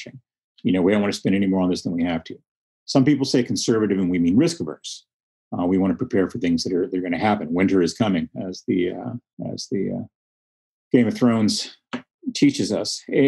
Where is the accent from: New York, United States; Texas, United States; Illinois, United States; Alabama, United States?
Texas, United States; Texas Panhandle, United States; I grew up in the Panhandle